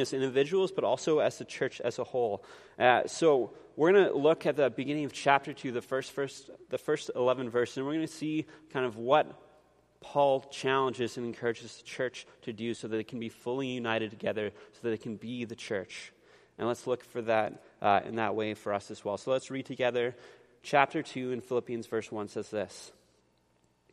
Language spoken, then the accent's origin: English; Canada; we're Canadian, like we're really polite